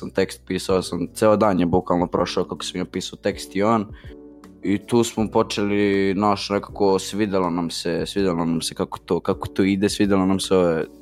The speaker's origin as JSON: {"language": "Croatian", "region": "Belgrade", "country": "Serbia", "said": "e, dolazim iz Borče, imam 15 godina i bavim se muzikom."}